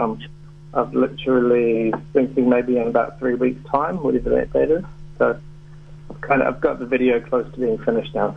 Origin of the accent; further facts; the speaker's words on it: New Plymouth, Taranaki, New Zealand; growing up in New Zealand, I grew up in um, New Plymouth